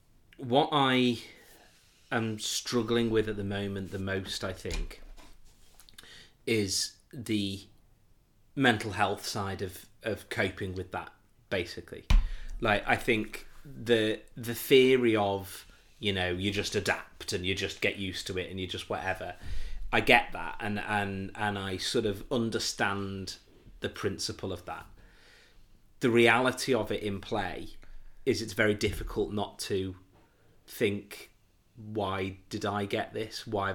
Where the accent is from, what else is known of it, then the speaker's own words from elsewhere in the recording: North West England, United Kingdom; my friends from where I grew up on here on the Wirral were all home for the Easter weekend